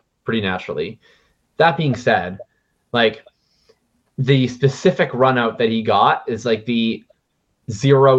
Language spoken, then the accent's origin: English; Winnipeg, Manitoba, Canada; I'm from Winnipeg.